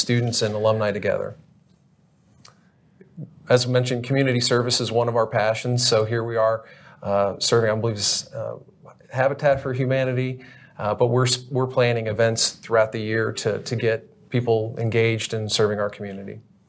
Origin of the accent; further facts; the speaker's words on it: Dallas, Texas, United States; also born or lived in Lansing, Michigan; I've lived in Dallas now. We relocated here from Lansing when I was a little kid